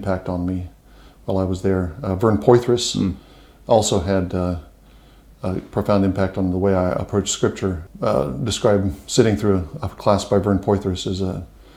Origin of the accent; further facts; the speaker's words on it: Ohio, United States; moved away as an adult; now in Alabama, United States; I'm not an Alabama native. I live there now. My wife is from the South, but I've lived a lot of my adult life in the South, but my home country is the American Midwest in Ohio